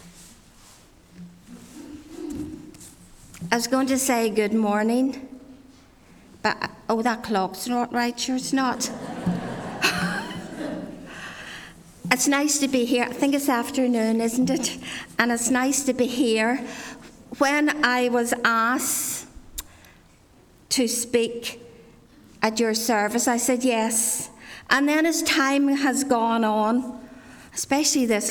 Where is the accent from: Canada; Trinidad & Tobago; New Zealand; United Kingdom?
United Kingdom; Ards Peninsula, Northern Ireland; I grew up in Glastonbury Presbyterian Church down the Arts Peninsula